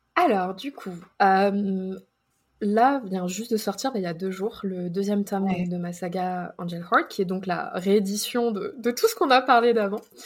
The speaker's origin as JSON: {"language": "French", "country": "France", "moved": "as an adult", "lives_now": "United States", "said": "En tant que Français ou Européen"}